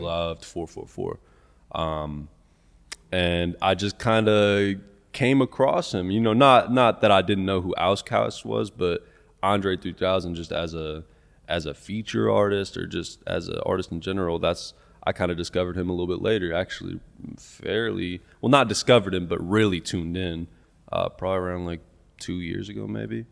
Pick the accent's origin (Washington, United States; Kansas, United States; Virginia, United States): Kansas, United States; Topeka; I'm from Topeka, Kansas.